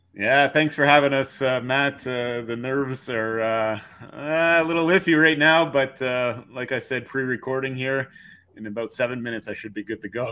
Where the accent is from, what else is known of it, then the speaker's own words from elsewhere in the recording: just outside Montreal, Quebec, Canada; now in Toronto, Canada; we grew up just outside Montreal